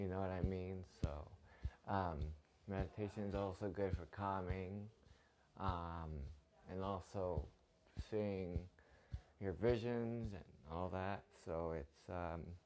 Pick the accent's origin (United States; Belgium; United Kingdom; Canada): Canada; Toronto, Ontario; I'm from Toronto, Canada